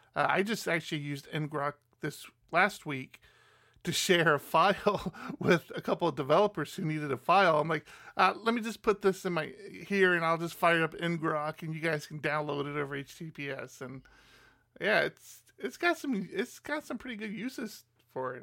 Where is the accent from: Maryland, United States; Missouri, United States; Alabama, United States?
Maryland, United States; moved away; I'm originally from Maryland